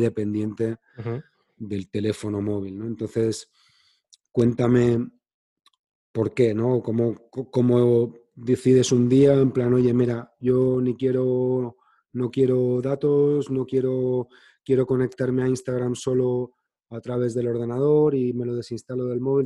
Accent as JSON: {"language": "Spanish", "town": "Madrid", "region": "Community of Madrid", "country": "Spain", "tie": "born or raised there", "also_born_or_lived": "Cádiz", "said": "yo nací en Cádiz, pero vivo en Madrid desde que tengo 10 años"}